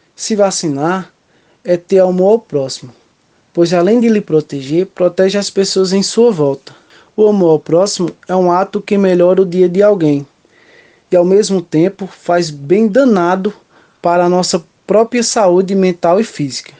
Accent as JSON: {"language": "Portuguese", "town": "Brotas de Macaúbas", "region": "Bahia", "country": "Brazil", "tie": "born or raised there", "said": "sou natural de Cocal, do município de Brotas de Macaúbas, no interior baiano"}